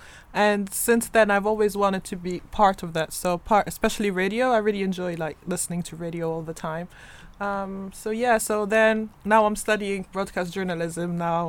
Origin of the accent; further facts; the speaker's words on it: Tunisia; now in United Kingdom; I'm from Tunisia